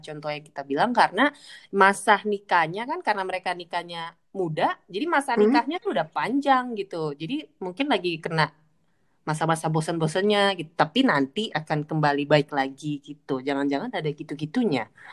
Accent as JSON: {"language": "Indonesian", "town": "Pontianak", "region": "West Kalimantan", "country": "Indonesia", "moved": "as an adult", "said": "aku kan dulu dari Pontianak aku sempat eh, kuliah di luar kota"}